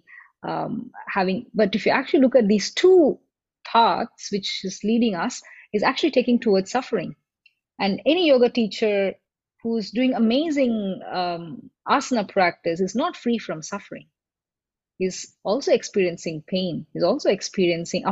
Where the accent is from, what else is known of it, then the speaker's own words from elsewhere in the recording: Chennai, Tamil Nadu, India; moved away as an adult; I grew up in Chennai